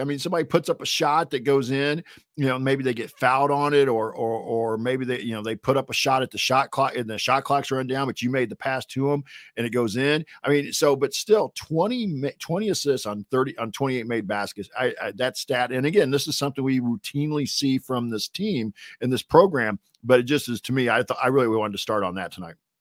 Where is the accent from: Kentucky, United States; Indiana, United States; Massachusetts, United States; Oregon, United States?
Indiana, United States; Northwest; we're from Northwest Indiana